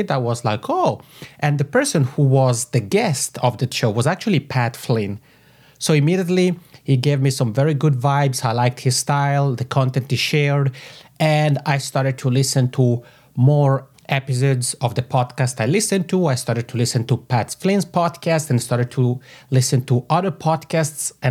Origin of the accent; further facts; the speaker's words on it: Italian-speaking part of Switzerland, Italian-speaking Switzerland, Switzerland; accent: macaroni; I have this funny macaroni accent because I come from the Italian speaking part of Switzerland.